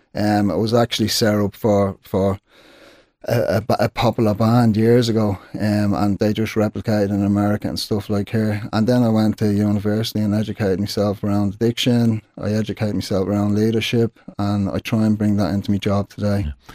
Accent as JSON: {"language": "English", "town": "Dublin", "region": "Leinster", "country": "Ireland", "tie": "born or raised there", "said": "growing up in Sheriff Street"}